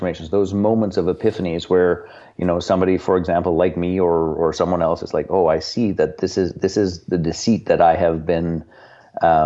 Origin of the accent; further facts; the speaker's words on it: Canada; I'm from Canada. I live in the town in which we operate